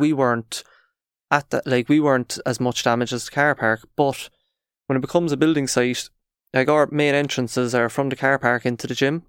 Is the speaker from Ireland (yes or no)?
yes; Cork, Munster, Ireland; we're from Cork